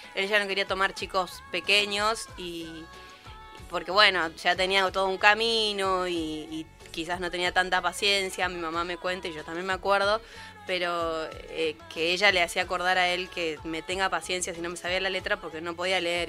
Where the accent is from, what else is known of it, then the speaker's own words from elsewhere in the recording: Posadas, Misiones, Argentina; moved away; yo vivía en Misiones, soy de Posadas